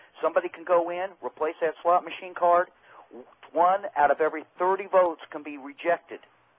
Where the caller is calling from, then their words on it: Kansas City, United States; I'm calling from Kansas City.